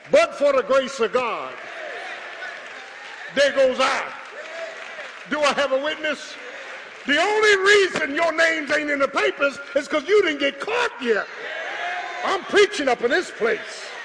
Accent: Philadelphia, Pennsylvania, United States; I'm from Philadelphia.

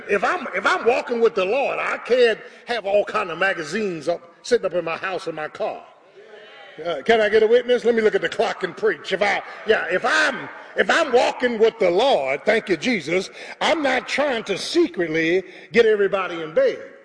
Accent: Philadelphia, Pennsylvania, United States; I'm from the hood, man. Born and bred in South Philly.

